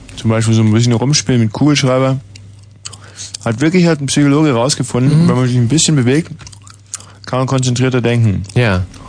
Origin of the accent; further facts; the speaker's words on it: West Germany, Germany; bei uns im Westen